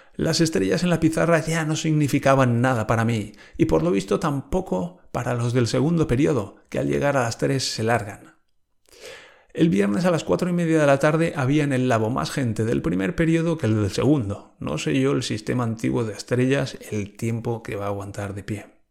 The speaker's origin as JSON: {"language": "Spanish", "country": "Spain"}